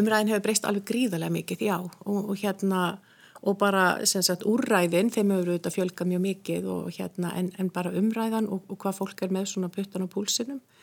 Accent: Hrunamannahreppur, Southern Region, Iceland; moved away; Ég er úr sveit sem heitir Hrunamannareppur

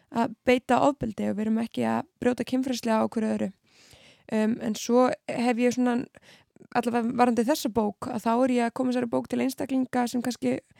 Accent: Keflavík, Southern Peninsula, Iceland; moved away as an adult; now in Reykjavík, Iceland; ég er uppalinn allavega í Keflavík mm. og bjóð þar eiginlega allt mitt líf.

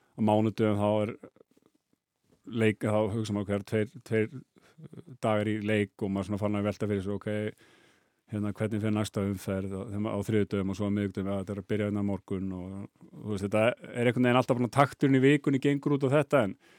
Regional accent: Álftanes, Capital Region, Iceland; ég er alveg upp á Altanesi

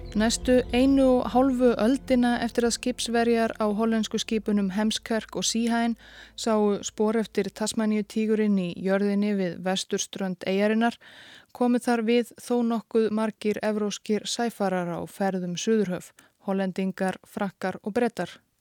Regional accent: Iceland; við Íslendingar

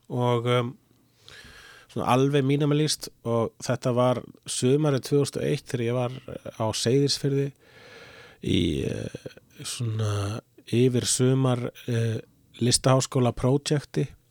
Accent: Reykjavík, Capital Region, Iceland; born or raised there; also born or lived in Svarfaðardalur, North Iceland / Sweden / Amsterdam, Netherlands

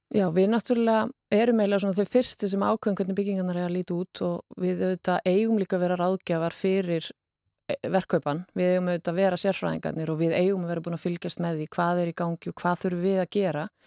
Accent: Iceland; við erum Íslandingar

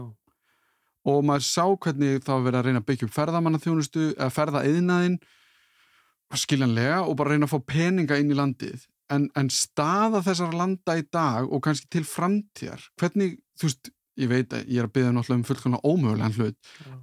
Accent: Iceland; þegar ég var allst upp á Íslandi 80-90

